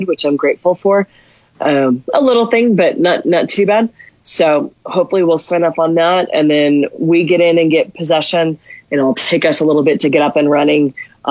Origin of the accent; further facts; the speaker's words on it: Albuquerque, New Mexico, United States; I'm born and raised in Albuquerque